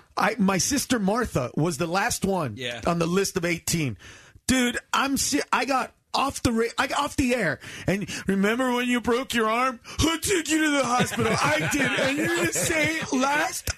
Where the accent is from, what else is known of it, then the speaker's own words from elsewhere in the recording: Honduras; I'm from Honduras